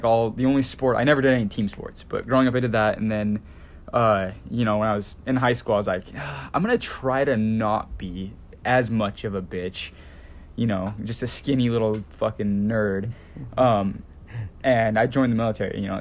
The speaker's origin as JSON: {"language": "English", "region": "Utah", "country": "United States", "said": "me, the … and Gator, we're both from Utah, best state"}